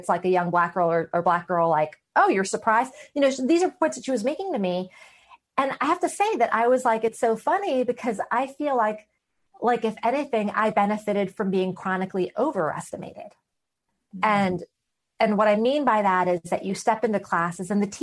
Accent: New York City, New York, United States; I grew up in a majority minority community, okay, in the 1980s and 90s in Queens, New York City

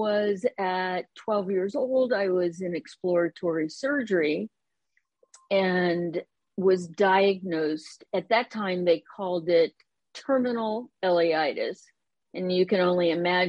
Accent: Columbus, Ohio, United States; moved away as an adult; also born or lived in East Bay, California / San Francisco / Concord, California; now in Roseville, United States; the Midwest, which is where I grew up in Columbus, Ohio

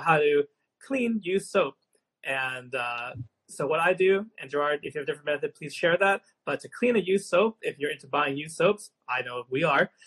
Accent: Long Island, New York, United States; when I grew up in Long Island, New York

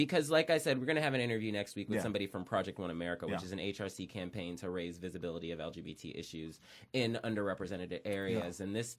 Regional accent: Columbus, Ohio, United States; because I was from Columbus

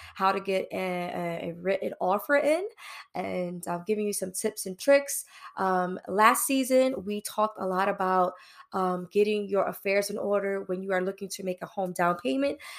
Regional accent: New York City, New York, United States; now in New Jersey, United States; locally based in New Jersey, born and raised in New York, East New York, Brooklyn

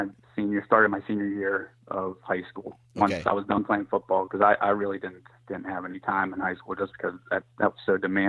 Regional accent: Monaca, Pennsylvania, United States; I'm from Monaca, Pennsylvania. It's in the southwestern part of the state, and I'm a commercial electrician.

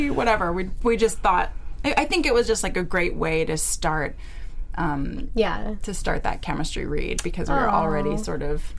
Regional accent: Wellington, Florida, United States; moved away as an adult; also born or lived in New York; where I grew up in Florida

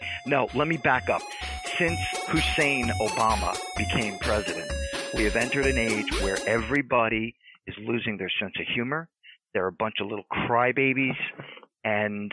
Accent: United States; I'm Italian American

